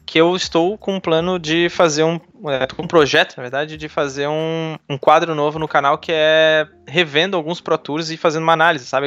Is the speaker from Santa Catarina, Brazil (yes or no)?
yes; Florianópolis, Santa Catarina, Brazil; eu sou de Florianópolis e ainda estou morando em Floripa